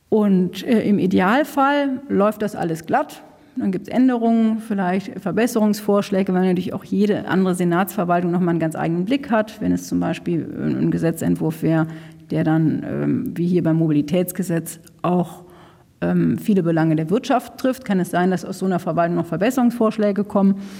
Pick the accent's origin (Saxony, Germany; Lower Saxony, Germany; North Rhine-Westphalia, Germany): North Rhine-Westphalia, Germany; now in Berlin, Germany; Ich komme aus, außerdem aus Nordrhein-Westfalen, da ist äh, da aus einem kleinen Ort